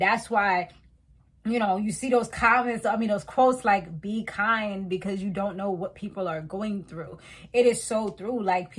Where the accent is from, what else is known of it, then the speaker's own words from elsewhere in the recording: Montserrat; now in United States; because I was West Indian, you know, and I'm from Montserrat. It's like, oh, like, you know, but then it's like, I don't have the OD accent because I'm Americanized.